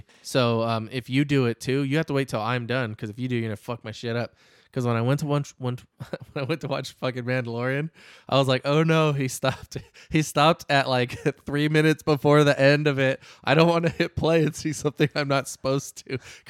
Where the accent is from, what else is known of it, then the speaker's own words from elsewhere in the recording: Hollister, California, United States; Because I was from Hollister, California, back in the day. Where I grew up.